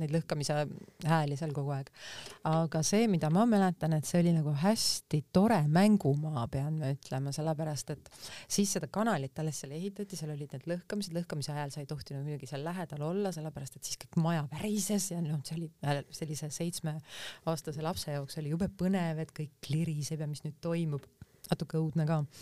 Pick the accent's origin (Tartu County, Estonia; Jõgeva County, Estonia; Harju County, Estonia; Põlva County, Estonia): Harju County, Estonia; Tallinn; also born or lived in Lasnamäe, Tallinn; ma oma varasemas lapsepõlves ma elasin Kadriorus